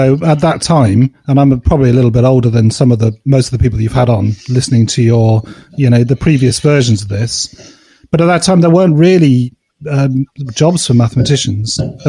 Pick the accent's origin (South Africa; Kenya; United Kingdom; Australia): United Kingdom; Cheltenham, South West England; No, I grew up in Cheltenham, which is a small town just south of Birmingham.